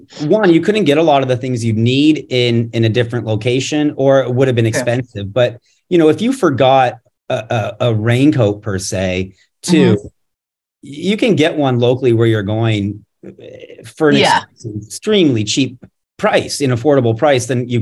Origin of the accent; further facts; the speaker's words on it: Canada; now in United States; I'm originally from Canada